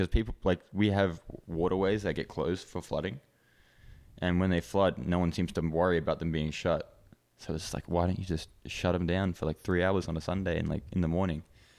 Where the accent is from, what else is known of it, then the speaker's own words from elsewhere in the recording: Hong Kong; So I grew up in Hong Kong. I started skating in Hong Kong. So it's a pretty like small place, but there's a lot of people.